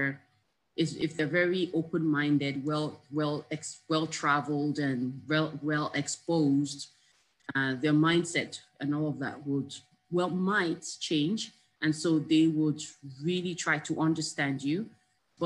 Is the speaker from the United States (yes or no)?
no; Nigeria; moved away; also born or lived in Canada; being a Nigerian, being out of Nigeria and coming back